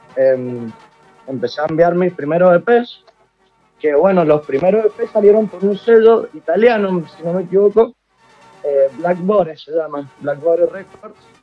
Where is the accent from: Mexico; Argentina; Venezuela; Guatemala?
Argentina; Mendoza; nací en Mendoza, Argentina.